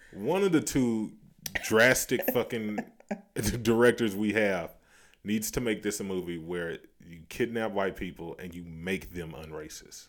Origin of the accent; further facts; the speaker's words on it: the South, United States; We are from the South